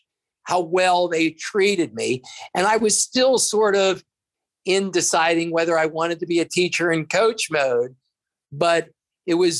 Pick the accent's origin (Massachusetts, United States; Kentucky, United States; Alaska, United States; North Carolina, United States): Kentucky, United States; Fort Thomas; I grew up in Fort Thomas, where at the time, maybe everybody was white